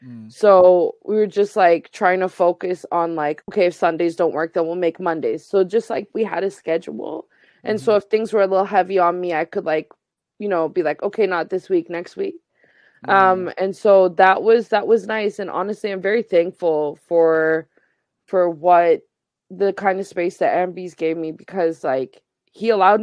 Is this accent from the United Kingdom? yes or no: no; the Maritimes, Canada; I'm a displaced Afghan person. I was born and raised here in Mi'kma'ki, but like, this is not where I'm from.